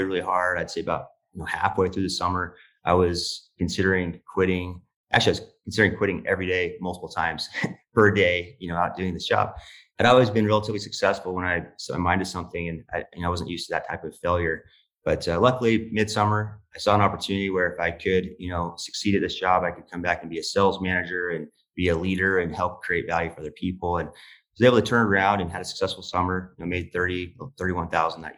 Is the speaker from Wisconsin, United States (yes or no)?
no; Utah, United States; I'm from Utah, a very small town, about 2,000 people population base. I grew up in a, very blue collar home.